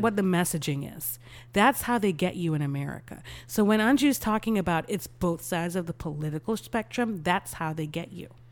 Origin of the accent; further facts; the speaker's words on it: Texas, United States; as a Texan